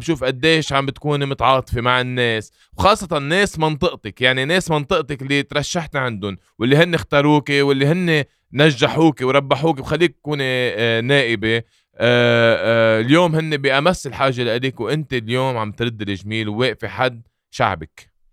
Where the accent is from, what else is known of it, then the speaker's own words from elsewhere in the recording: Lebanon; نحن كشعب لبناني